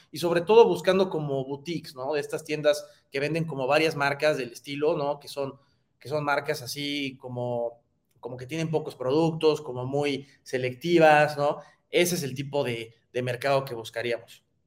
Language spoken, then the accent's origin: Spanish; Mexico; como mexicanos